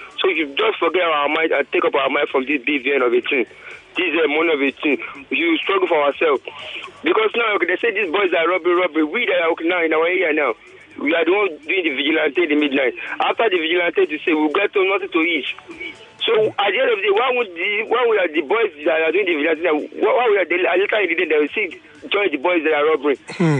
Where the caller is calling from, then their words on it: Ifako-Ijaiye, Lagos, Nigeria; I'm calling from Ifakojaye.